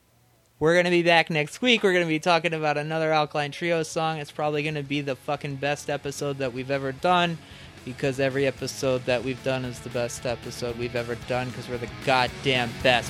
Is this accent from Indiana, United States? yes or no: yes; Indiana, United States; now in Chicago, United States; We started it in Chicago, and I am on my way out. I'm going over to Hoosier Land